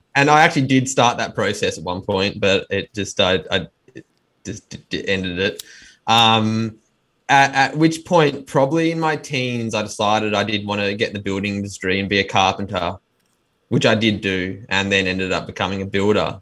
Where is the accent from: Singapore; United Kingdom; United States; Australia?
Australia; Melbourne, Victoria; born and bred in Melbourne, Australia